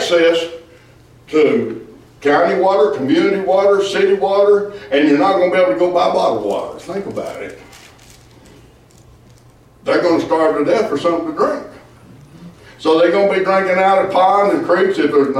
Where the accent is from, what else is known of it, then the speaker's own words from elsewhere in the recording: Ravana, Arkansas, United States; I come from Ravana, Arkansas